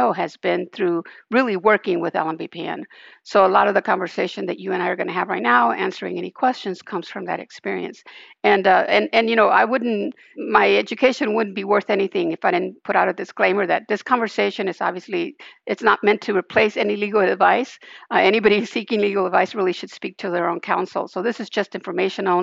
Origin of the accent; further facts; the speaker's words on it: Los Angeles, California, United States; also born or lived in Central America; I was born in Central America, but grew up in Hollywood, California. Went to Hollywood High